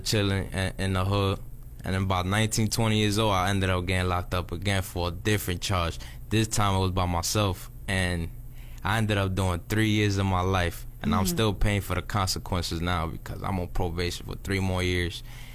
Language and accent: English; New York, United States; moved away as an adult; now in Miami, United States; I come from New York. I'm 24 years old. And growing up, I had great parents